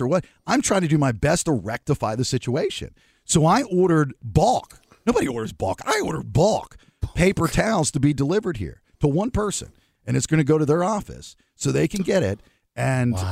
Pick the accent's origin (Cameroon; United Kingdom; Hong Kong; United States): United States; the South; moved away; I'm from the South.